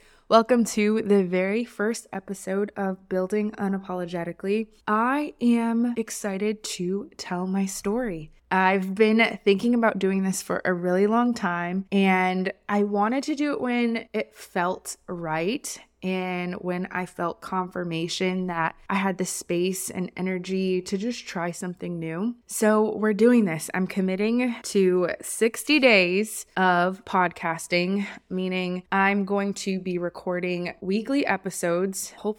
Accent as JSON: {"language": "English", "town": "Honolulu", "region": "Hawaii", "country": "United States", "tie": "born or raised there", "said": "I was born and raised in Honolulu, Hawaii. So I am an ocean sea girl. I started my life in Hawaii, grew up by the beach with my mom, and I didn't really know anything but that."}